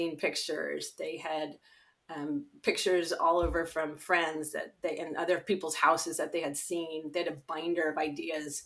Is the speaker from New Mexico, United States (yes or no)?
no; Marin, California, United States; we are both born and raised here in Marin.